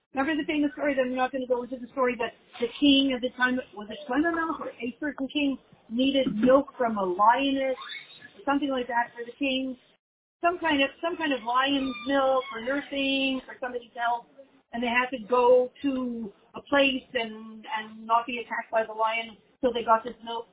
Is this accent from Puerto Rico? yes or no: no; Canada; moved away